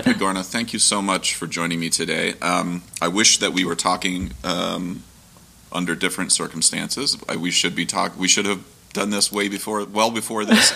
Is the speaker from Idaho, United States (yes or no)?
no; Ohio, United States; I grew up in Ohio